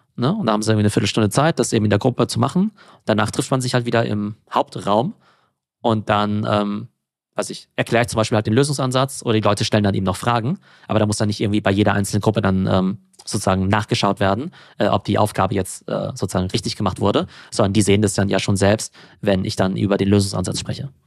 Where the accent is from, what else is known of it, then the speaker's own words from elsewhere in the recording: Karlsruhe, Baden-Württemberg, Germany; also born or lived in Mannheim / France / England; im schönen Karlsruhe. Ja, das mhm. ist in äh, Baden-Württemberg